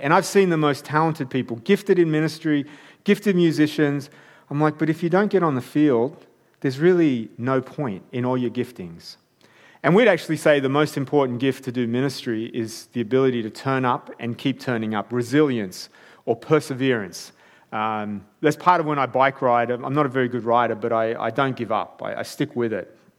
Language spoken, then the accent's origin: English; Armidale, New South Wales, Australia; I grew up in Armidale.